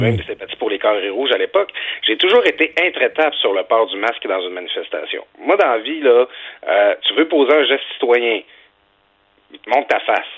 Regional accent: Quebec, Canada; chez nous, au Saguenay-Saint-Jean

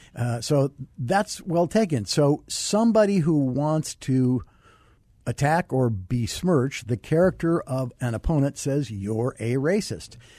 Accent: Arizona, United States; I grew up here in Arizona

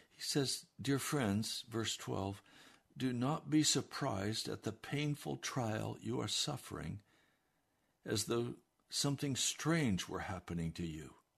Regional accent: United States

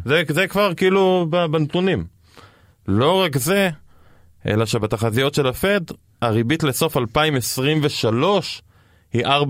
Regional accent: Israel

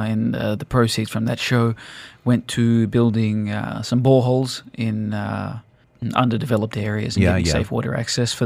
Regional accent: Sydney, New South Wales, Australia; moved away as an adult; also born or lived in UAE; now in United Arab Emirates; Originally from Sydney, Australia

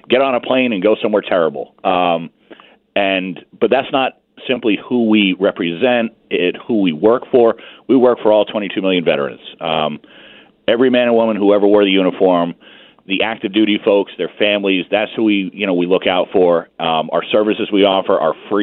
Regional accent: North Kingstown, Rhode Island, United States; moved away as an adult; I grew up in North Kingstown, Rhode Island, small town right on the water

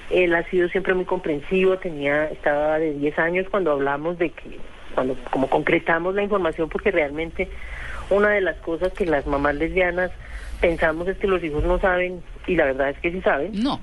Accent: Manizales, Caldas, Colombia; also born or lived in Cali; now in Bogotá, Colombia; me criaron en Manizales eh, porque muy chiquitica, tenía tres meses o cuatro meses cuando me llevaron a Manizales, entonces yo me siento manizaleña aunque nací en Cali.

